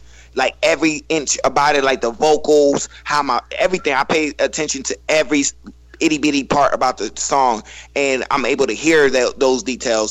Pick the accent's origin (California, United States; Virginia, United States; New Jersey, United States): Virginia, United States; Northern; I'm from Northern Virginia